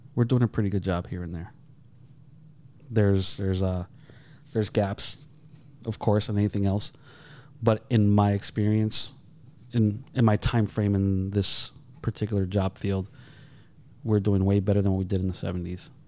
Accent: Holyoke, Massachusetts, United States; I grew up in Holyoke.

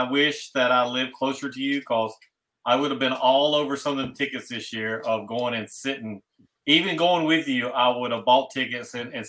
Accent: United States; when I was growing up, Carolina never had a football team.

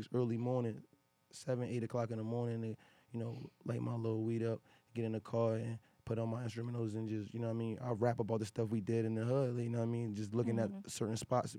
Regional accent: New Haven, Connecticut, United States; That's where I'm from. I'm from Yale

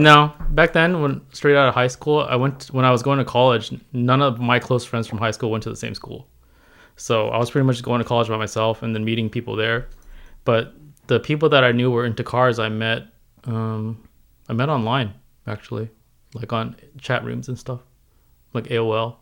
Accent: San Diego, California, United States; also born or lived in Hong Kong; I grew up in San Diego

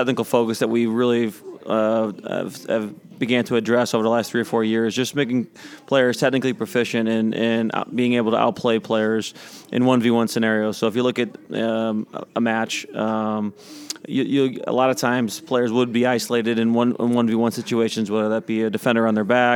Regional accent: St. Louis, Missouri, United States; I've been born and raised in St. Louis my whole life.

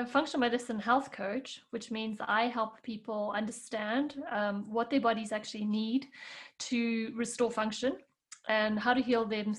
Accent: South Africa; moved away as an adult; now in Switzerland; when I moved from South Africa to Switzerland, and then my main role was raising kids and learning how to cook and clean and do all the things that I never really had to do in South Africa, I lost my way.

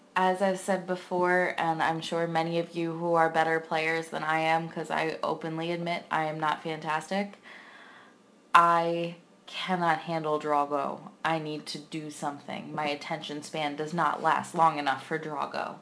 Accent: Philadelphia, Pennsylvania, United States; I'm your stereotypical Philly girl

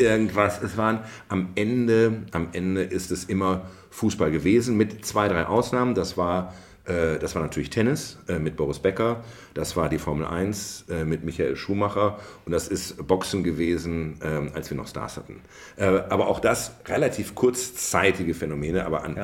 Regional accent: Bielefeld, North Rhine-Westphalia, Germany; also born or lived in Ravensburg; now in Potsdam, Germany; Mein Vater aber Bielefelder ist und ich dann sehr schnell dann von Ravensburg am Bodensee verfrachtet wurde als Knirps nach Bielefeld und bin dort aufgewachsen im Bielefelder Süden in Brackwede

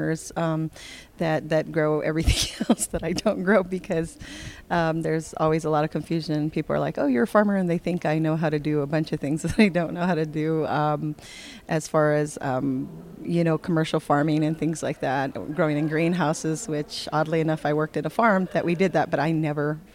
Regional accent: California, United States; now in Taos Pueblo, United States; I grew up in California

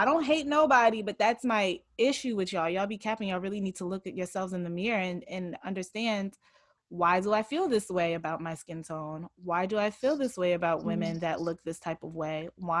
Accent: Nigeria; In Nigeria, like I said, I'm Nigerian.

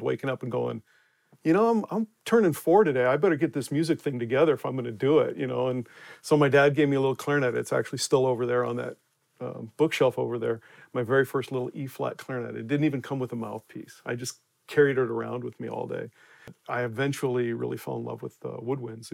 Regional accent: Denver, Colorado, United States; moved away as an adult; also born or lived in West Coast; I grew up in Denver, actually. Moved to the West Coast after college.

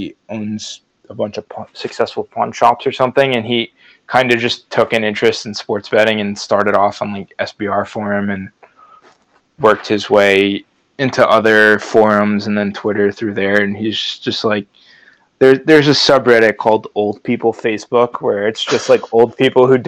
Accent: New Jersey, United States; we're both from New Jersey

